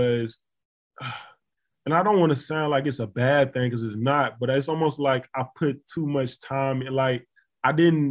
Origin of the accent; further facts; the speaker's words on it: Florence, Alabama, United States; moved away as an adult; I figured out a way to host a free camp in my hometown, named the Q6 Sports